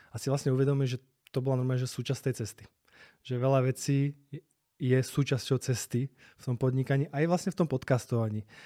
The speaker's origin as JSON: {"language": "Slovak", "country": "Slovakia", "also_born_or_lived": "Spain / Prague", "lives_now": "Bratislava, Slovakia", "said": "tam tí Španieli mne nie sú proste takí blízki, ako sú my Slováci"}